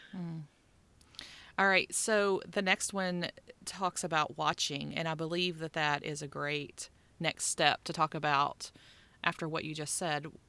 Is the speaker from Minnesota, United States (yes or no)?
no; West Virginia, United States; moved away; I grew up in West Virginia